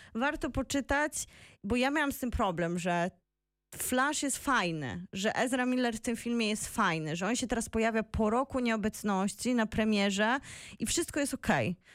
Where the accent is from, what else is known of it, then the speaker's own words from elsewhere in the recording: Bielsko-Biała, Silesian Voivodeship, Poland; moved away; also born or lived in Wrocław; u mnie w Bielsku